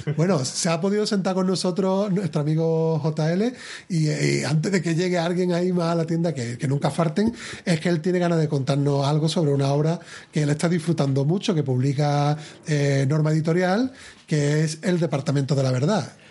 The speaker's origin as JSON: {"language": "Spanish", "town": "Seville", "region": "Andalusia", "country": "Spain", "said": "yo de Sevilla"}